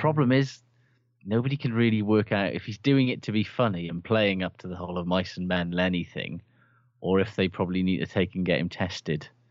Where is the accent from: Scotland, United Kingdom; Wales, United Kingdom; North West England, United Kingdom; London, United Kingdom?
Wales, United Kingdom; Aberdare; I'm from Aberdare.